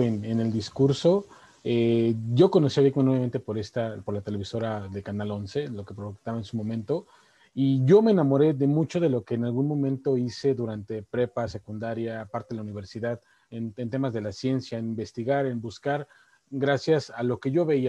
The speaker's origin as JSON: {"language": "Spanish", "country": "Mexico", "said": "como México, como latinos"}